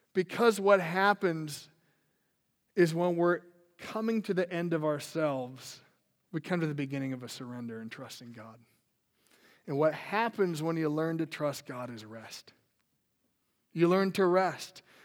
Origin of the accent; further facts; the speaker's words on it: Minnesota, United States; I grew up in Minnesota